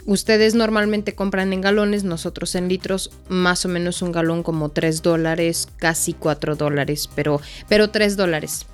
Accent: Mexico; nosotros como mexicanos

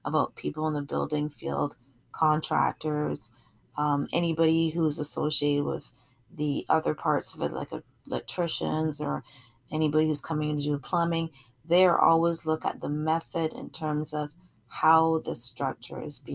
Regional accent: Barbados; now in Canada; I'm from Barbados originally, and I have a lot of family throughout the Caribbean.

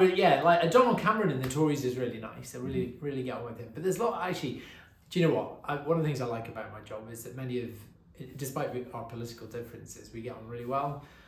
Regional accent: England, United Kingdom; I was born in England. My dad is half Welsh.

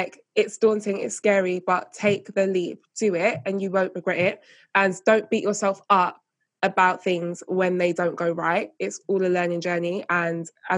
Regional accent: United Kingdom; being British

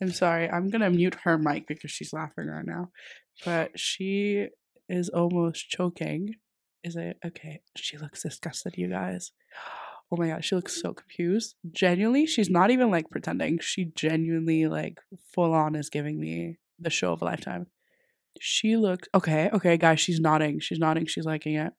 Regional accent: Greece; now in Dundee, United Kingdom; so I'm from Greece

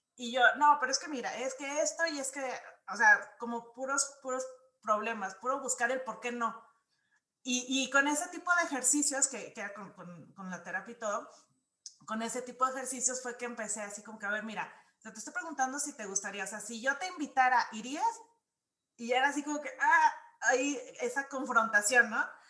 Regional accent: Guadalajara, Jalisco, Mexico; moved away; also born or lived in Mexico City; yo nací eh, en Guadalajara. Entonces viví en Ciudad de México

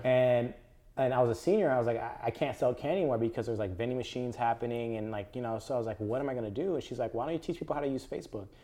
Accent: Palmdale, California, United States; I grew up, uh, born and raised in Palmdale, Lancaster.

